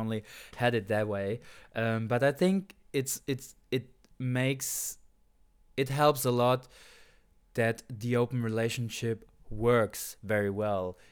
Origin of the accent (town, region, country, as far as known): Saarland, Germany; moved away